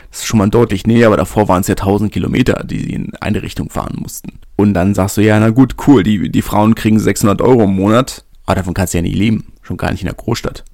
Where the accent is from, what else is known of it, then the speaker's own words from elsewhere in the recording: Berlin, Germany; ich komme aus Lichterfelder, meine Urgroßeltern kommen schon aus Lichterfelder